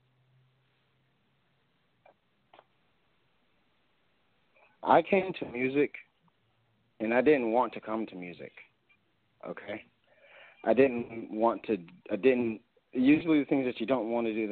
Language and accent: English; United States; I'm an American